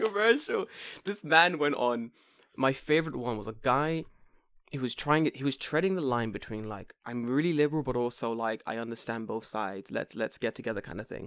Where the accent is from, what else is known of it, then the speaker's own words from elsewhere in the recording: London, United Kingdom; now in Japan; I'm from London